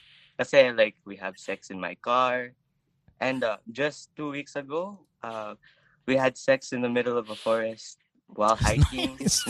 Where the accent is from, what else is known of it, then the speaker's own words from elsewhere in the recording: Edmonton, Alberta, Canada; I'm from Edmonton, Alberta, Canada.